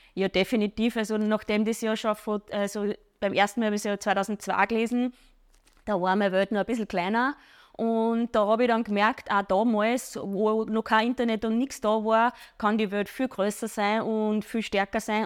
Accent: Wels, Upper Austria, Austria; ich komme aus Bichl bei Wels

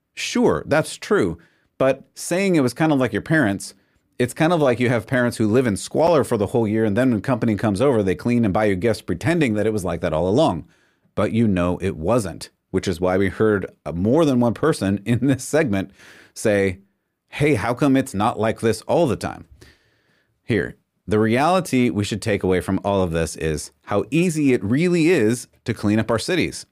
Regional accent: California, United States; moved away; I grew up in California

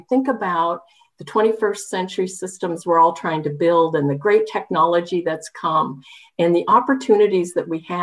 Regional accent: Southern Oregon, United States; moved away; also born or lived in Washington; I come from Oregon, Southern Oregon

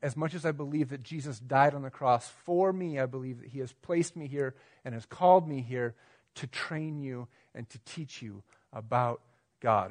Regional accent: United States; us as American Christians

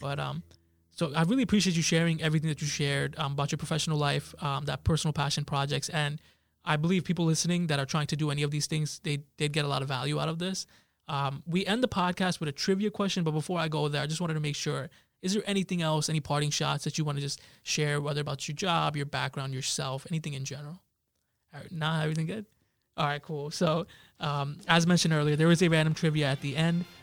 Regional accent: Jersey City, New Jersey, United States; I grew up in Jersey City

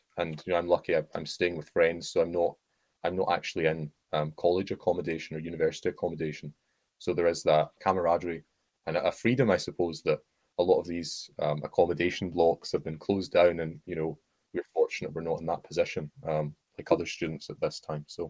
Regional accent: Oxford, South East England, United Kingdom; It's a bit like my hometown in the sense that, in Oxford, you walk a little bit and then there are fields.

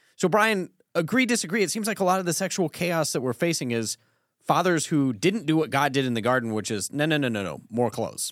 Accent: Colorado, United States; growing up in Colorado

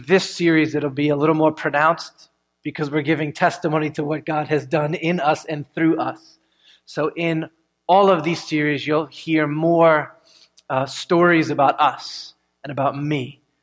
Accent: United States; as Americans

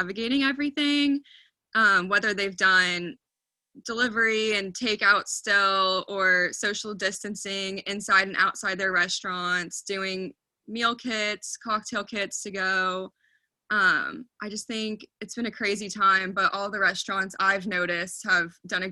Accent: Dallas, Texas, United States; also born or lived in Oklahoma; I grew up in Dallas for a majority of my life

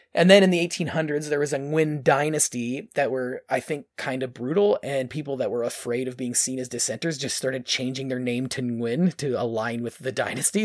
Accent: Ontario, Canada; we're from Ont-, Ontario.

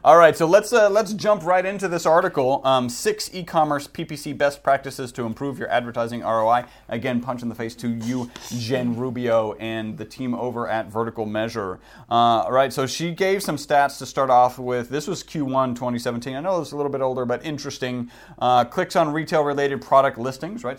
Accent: Texas, United States; We're from Texas, so we do say howdy

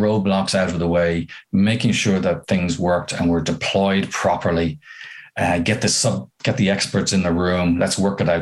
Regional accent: Ireland; as an Irishman

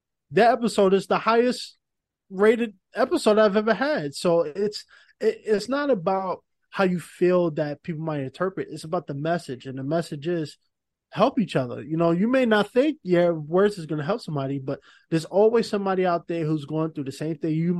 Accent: New York City, New York, United States; as a New Yorker

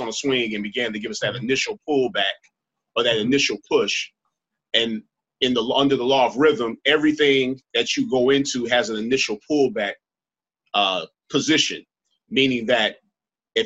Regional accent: Los Angeles, California, United States; And I'm from Los Angeles.

